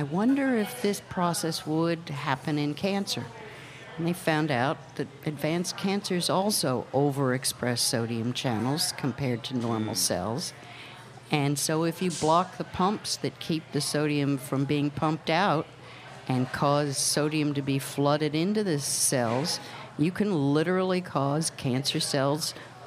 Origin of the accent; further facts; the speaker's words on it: Long Island, New York, United States; moved away; also born or lived in Seattle; I grew up on Long Island